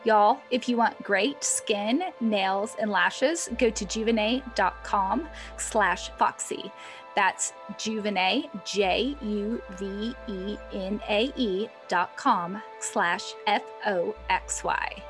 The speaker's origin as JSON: {"language": "English", "region": "Arkansas", "country": "United States", "tie": "born or raised there", "said": "I'm just growing up in Arkansas in a small house on 20 acres"}